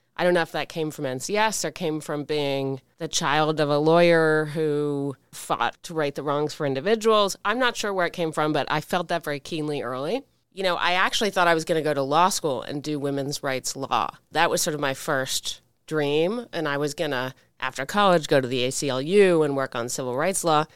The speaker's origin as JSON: {"language": "English", "town": "Washington", "country": "United States", "tie": "born or raised there", "said": "us growing up in Washington, a town, as we grew up in it"}